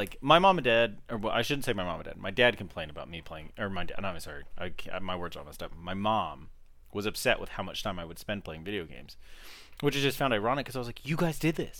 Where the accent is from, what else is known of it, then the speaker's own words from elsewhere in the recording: United States; in the time period we grew up in America, there wasn't a good, like, what's the word, like, avenue to find these things.